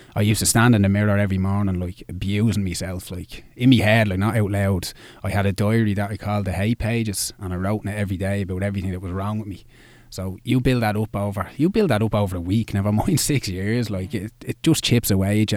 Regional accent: Dublin, Leinster, Ireland; I'm from Dublin. I, I've lived here all my life

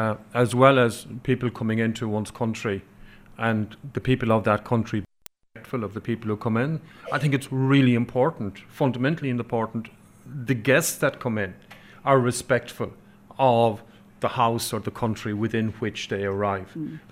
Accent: Connemara, Connacht, Ireland; first language Irish; English is a second language; I grew up in Connemara speaking Irish. English is my second language

